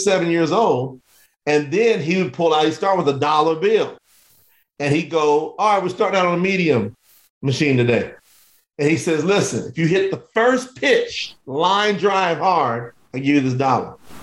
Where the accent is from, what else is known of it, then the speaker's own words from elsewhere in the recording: Kentucky, United States; also born or lived in Lexington; I was born in the South in Kentucky. So I was around a lot of that racial tension growing up